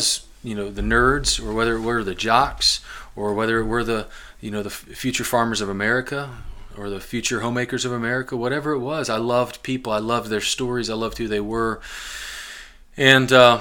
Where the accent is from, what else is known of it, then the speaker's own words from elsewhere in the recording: Glasgow, Kentucky, United States; also born or lived in Lima, Ohio / North Canton, Ohio; when I was 8 years old, our family moved to southern Kentucky, south central Kentucky, a town called Glasgow, Kentucky